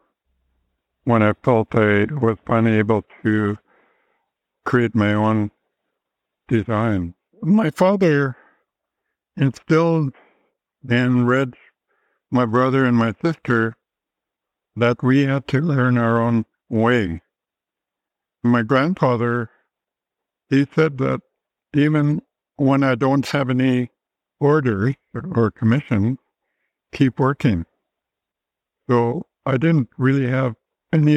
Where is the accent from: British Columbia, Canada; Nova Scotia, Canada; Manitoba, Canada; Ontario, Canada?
British Columbia, Canada; Masset; moved away; also born or lived in Hydaburg, Alaska; I'm from Heidelberg, but I was brought up on Haida Gwaii in Masset